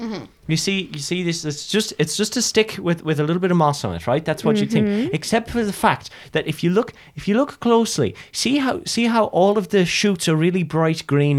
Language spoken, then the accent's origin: English; Ireland; Oh, yeah, no, I'm from Ireland originally.